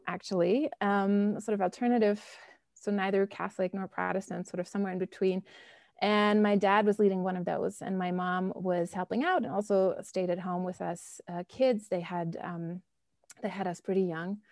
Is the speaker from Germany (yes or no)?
yes; Bonn, North Rhine-Westphalia, Germany; moved away as an adult; also born or lived in Scotland / Berlin / Chicago; now in United States; I grew up in Germany, um, in the old capital, Bonn.